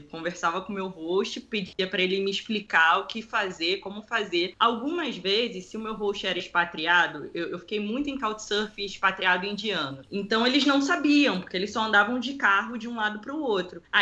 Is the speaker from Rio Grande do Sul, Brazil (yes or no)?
no; Rio de Janeiro, Brazil; Eu, que sou do Rio de Janeiro, aqui eu não confio.